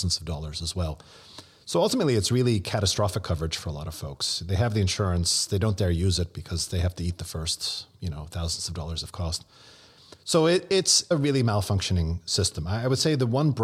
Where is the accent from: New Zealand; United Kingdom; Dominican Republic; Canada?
Canada; moved away as an adult; now in United States; my Canadian-American now working for the past 20 years in the American healthcare system.